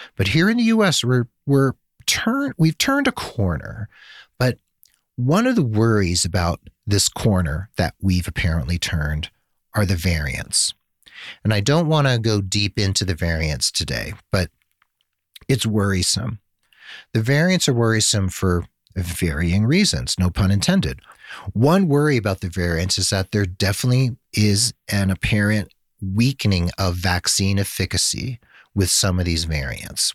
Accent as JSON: {"language": "English", "country": "United States", "also_born_or_lived": "Santa Fe, New Mexico", "said": "we privileged, spoiled Americans"}